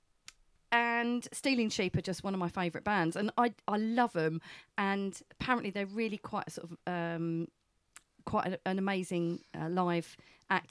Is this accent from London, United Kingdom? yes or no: no; Brentwood, East of England, United Kingdom; born or raised there